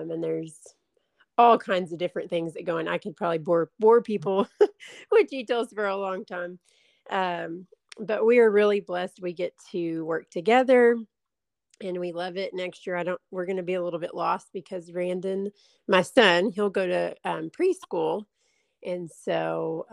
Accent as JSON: {"language": "English", "town": "Van Alstyne", "region": "Texas", "country": "United States", "tie": "born or raised there", "moved": "as an adult", "lives_now": "Chattanooga, United States", "said": "I am originally from Van Alstine, Texas"}